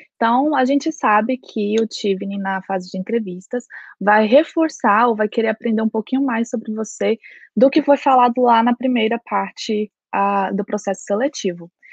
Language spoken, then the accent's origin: Portuguese; Goiânia, Goiás, Brazil; moved away as an adult; now in Belfast, United Kingdom; eu sou de Goiás, Goiânia e Goiás